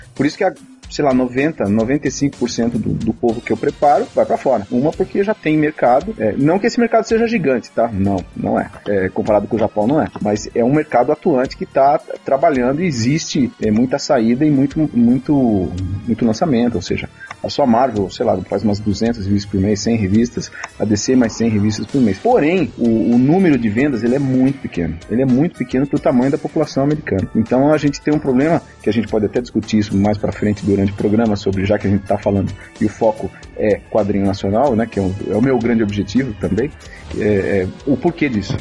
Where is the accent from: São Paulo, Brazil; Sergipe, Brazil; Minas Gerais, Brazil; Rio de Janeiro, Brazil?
São Paulo, Brazil; interior of; now in São Paulo, Brazil; Eu sou do interior de São Paulo